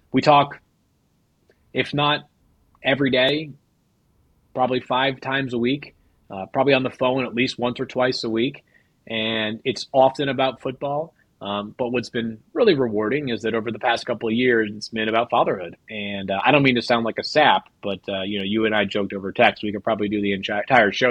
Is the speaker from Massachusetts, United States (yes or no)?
yes; Massachusetts, United States; moved away; I'm from Massachusetts